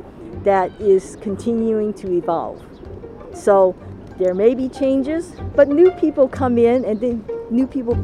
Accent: San Francisco, California, United States; Oh, well, I'm just a typical Chinese that was born and raised here in San Francisco and lived in Chinatown.

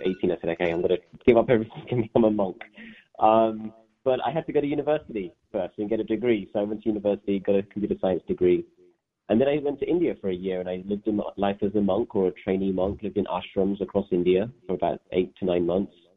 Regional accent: London, United Kingdom; also born or lived in Leeds; my parents settled in um, northwest London, which is where I grew up

